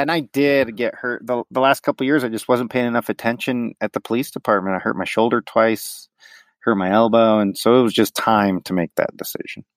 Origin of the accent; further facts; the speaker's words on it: Denver, Colorado, United States; born and raised in Denver, but both parents are from New York City